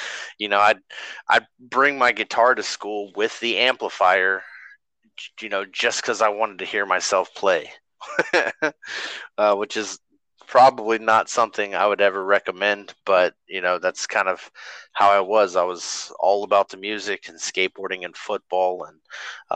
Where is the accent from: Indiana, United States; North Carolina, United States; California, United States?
North Carolina, United States; also born or lived in Arkansas; I was born in Arkansas, but we moved to North Carolina when I was 1